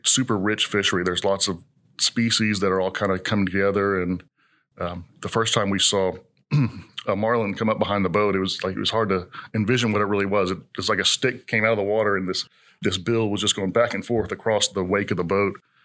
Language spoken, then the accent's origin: English; College Station, Texas, United States; moved away as an adult; now in Houston, United States; I grew up in College Station